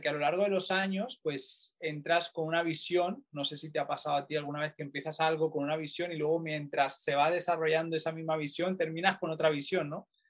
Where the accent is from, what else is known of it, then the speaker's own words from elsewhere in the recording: Barcelona, Catalonia, Spain; moved away as an adult; now in Manchester, United Kingdom; yo soy español, eh, concretamente de Barcelona